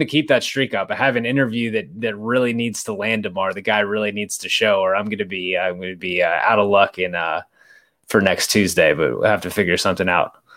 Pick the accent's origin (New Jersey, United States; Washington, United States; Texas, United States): Texas, United States; Boerne; also born or lived in Odessa, Texas; I grew up in San Antonio, just outside of San Antonio, in a suburb called Bernie